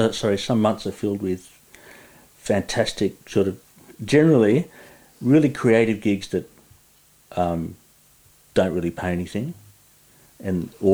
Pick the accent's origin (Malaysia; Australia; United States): Australia; Sydney, New South Wales; also born or lived in Perth; It's now apartments. And I lived in Earlwood, you know, sort of inner westish, for about 10 years.